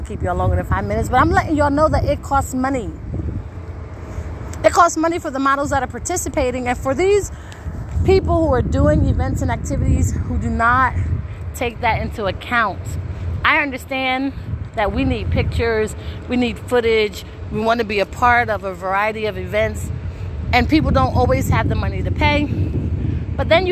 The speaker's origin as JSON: {"language": "English", "town": "Wilmington", "region": "Delaware", "country": "United States", "said": "I am from Wilmington, Delaware"}